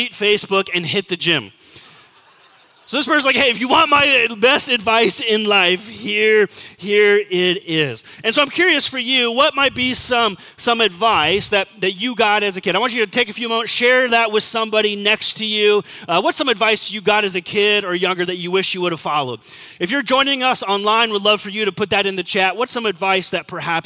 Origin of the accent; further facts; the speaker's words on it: Southern California, United States; growing up in Southern California